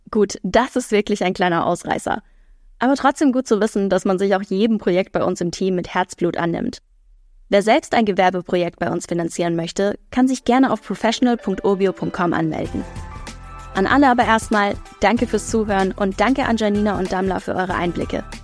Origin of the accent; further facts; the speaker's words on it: Hamburg, Germany; Ich komme aus Hamburg